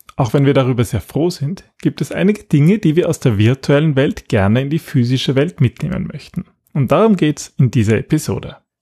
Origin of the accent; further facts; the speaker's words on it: Austria; bei uns in Österreich